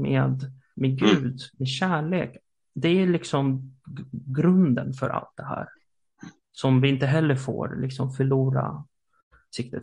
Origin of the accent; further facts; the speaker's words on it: Sweden; i Sverige som svenskar